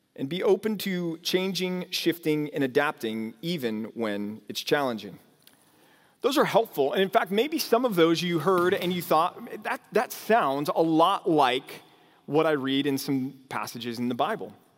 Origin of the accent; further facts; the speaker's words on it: North Texas, United States; moved away; also born or lived in California; growing up out here